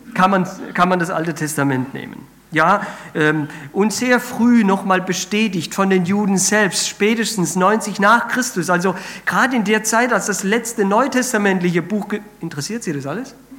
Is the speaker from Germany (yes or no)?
no; Spain; moved away; ich bin ja in Spanien aufgewachsen